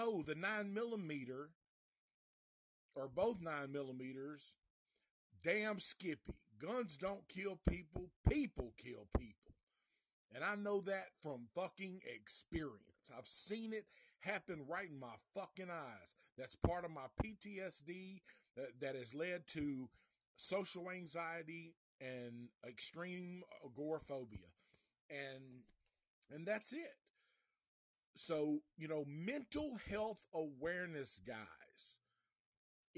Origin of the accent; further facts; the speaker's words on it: Nashville, Tennessee, United States; I am from Nashville